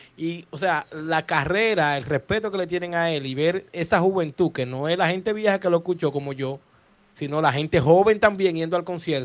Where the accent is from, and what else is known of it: Dominican Republic